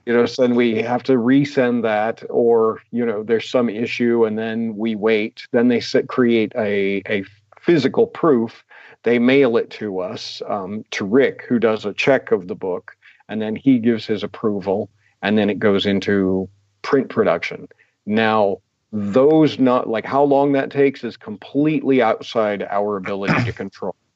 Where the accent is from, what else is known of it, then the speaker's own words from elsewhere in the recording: United States; I'm an American.